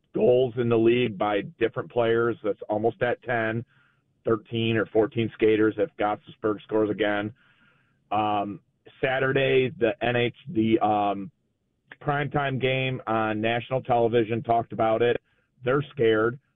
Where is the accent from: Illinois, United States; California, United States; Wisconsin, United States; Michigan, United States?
Michigan, United States; Detroit; moved away as an adult; now in Denver, United States; I'm from Detroit. I live in Denver, uh, for the last, like, five years